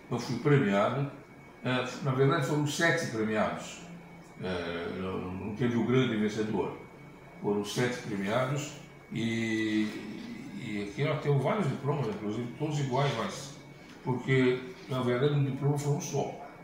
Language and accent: Portuguese; São Paulo, Brazil; moved away as an adult; now in São Luís, Brazil; em São Paulo, de onde eu venho, onde eu morava